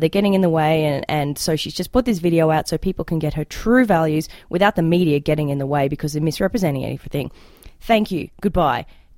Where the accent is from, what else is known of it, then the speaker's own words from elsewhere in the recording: Australia; accent: Australian; now in Canada; in my Australian accent, because I'm an immigrant